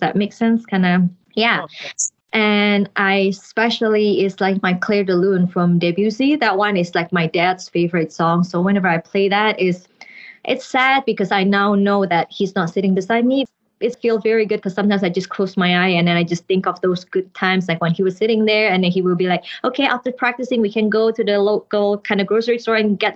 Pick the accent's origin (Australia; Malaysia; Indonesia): Indonesia; Jakarta; moved away as an adult; also born or lived in Canada; I was born in Jakarta, Indonesia, but our background is Chinese. So we are Chinese family that born in Indonesia. And then for my music degree, I moved to Canada